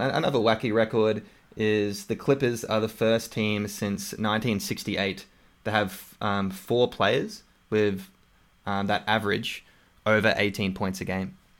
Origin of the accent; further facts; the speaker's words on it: Australia; accent: Australian; my Australian accent